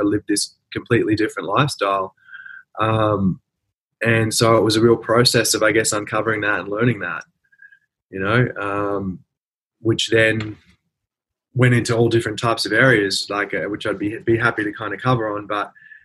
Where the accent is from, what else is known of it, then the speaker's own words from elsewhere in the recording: Brisbane, Queensland, Australia; I grew up in Brisbane, middle class kind of family